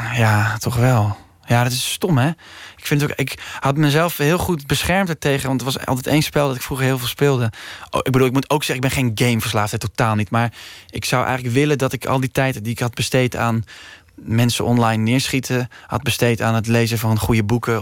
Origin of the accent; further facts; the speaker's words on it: Utrecht, Netherlands; ik ben geboren in Utrecht